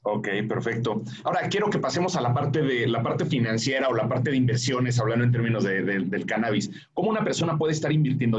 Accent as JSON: {"language": "Spanish", "country": "Mexico", "said": "nosotros como mexicanos"}